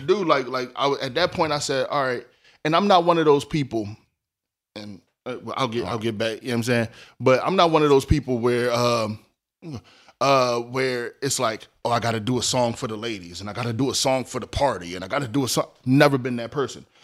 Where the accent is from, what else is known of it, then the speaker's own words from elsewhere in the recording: Philadelphia, Pennsylvania, United States; I'm from North Philly. I went to school in South Philly